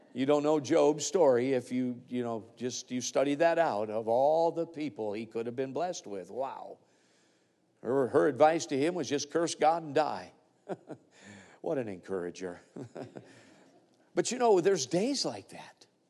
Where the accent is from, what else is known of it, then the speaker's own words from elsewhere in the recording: Alaska, United States; I come from Alaska, which we are a state with a lot of mining up there